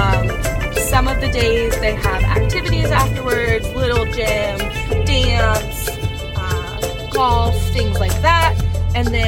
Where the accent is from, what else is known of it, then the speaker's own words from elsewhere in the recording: New England, United States; moved away as an adult; Originally from New England